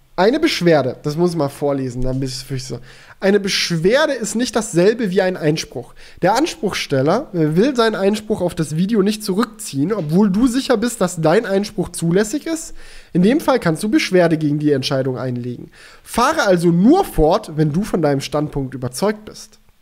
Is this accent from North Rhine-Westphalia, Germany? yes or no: no; Swabia, Baden-Württemberg, Germany; moved away; ich bin ja auch in, im Schwabenländle zur Schule gegangen